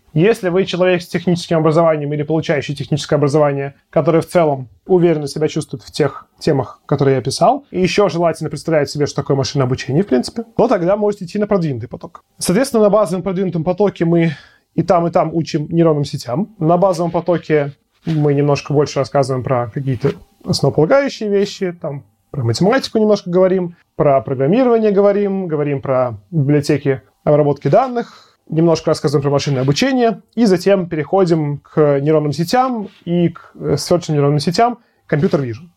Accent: Russia; я из России уезжать не хочу

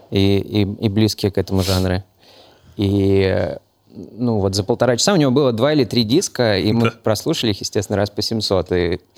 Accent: Moscow, Russia; also born or lived in Novosibirsk; Я родился, правда, в Новосибирске, но когда мне было, по-моему, 6 месяцев, меня привезли в Москву. И все, я больше нигде никогда не был.

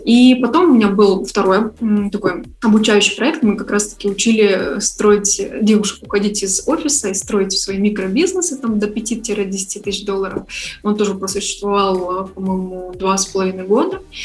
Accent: Saint Petersburg, Russia; moved away as an adult; also born or lived in Kyiv, Ukraine; now in Bali, Indonesia / Kyiv, Ukraine; изначально я из Петербурга

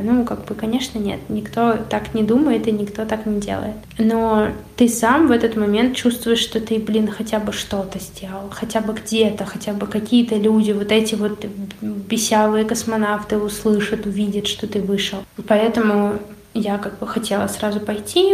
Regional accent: Pushkin, Saint Petersburg, Russia; Приехали мы в итоге в мой родной город, где я родилась. Я родилась в Пушкине

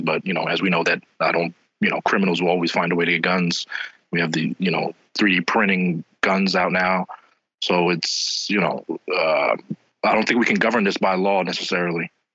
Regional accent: New York City, New York, United States; now in Philadelphia, United States; I'm originally from New York. I'm originally from Queens

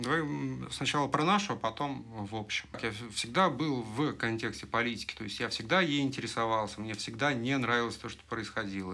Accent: Russia; moved away as an adult; я уехал из России

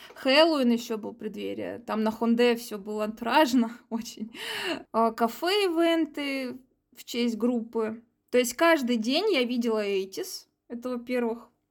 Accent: Saint Petersburg, Russia; я из Петербурга

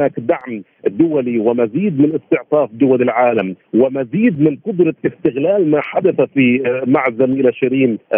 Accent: Palestine; also born or lived in Ramallah; دعنا نلوم أنفسنا نحن أيضا كفلسطينيين

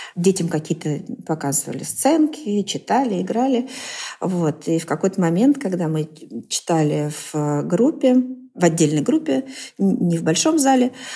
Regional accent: Vengerovo, Novosibirsk Oblast, Russia; moved away; Я выросла в сибирском селе Венгерово

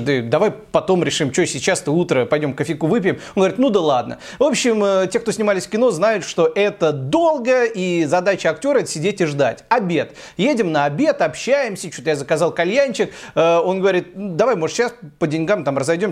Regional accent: Tula, Tula Oblast, Russia; moved away; я из Тулы

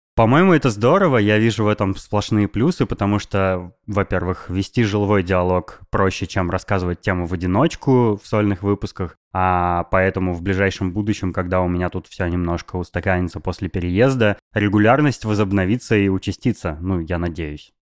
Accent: Novosibirsk, Novosibirsk Oblast, Russia; moved away; also born or lived in Moscow; я переехал из Москвы в Новосибирск

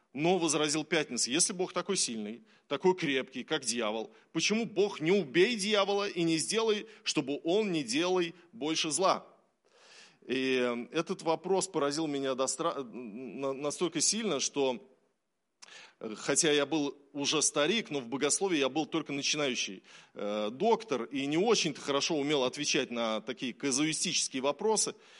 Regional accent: Russia; мы верим в Иисуса Христа, потому что мы все родились в России

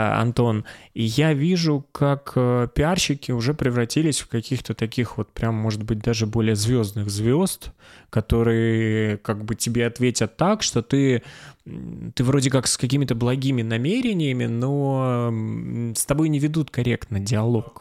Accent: Stavropol Krai, Russia; я из Ставропольского края

